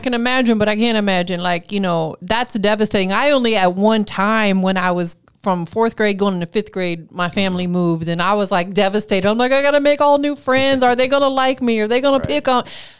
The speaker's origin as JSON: {"language": "English", "town": "Tampa", "region": "Florida", "country": "United States", "tie": "born or raised there", "lives_now": "Atlanta, United States", "said": "because I'm originally from Tampa, born and raised, but I moved here to Atlanta a decade ago"}